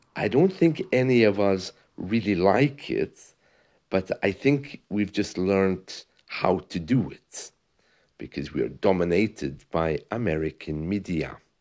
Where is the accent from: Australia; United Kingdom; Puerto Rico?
United Kingdom; moved away as an adult; also born or lived in Spain; I'm British